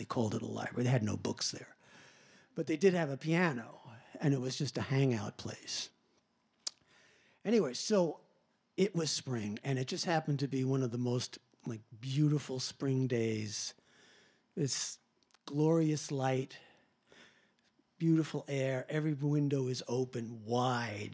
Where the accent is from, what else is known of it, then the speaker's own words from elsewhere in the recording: Long Island, New York, United States; I'm from Long Island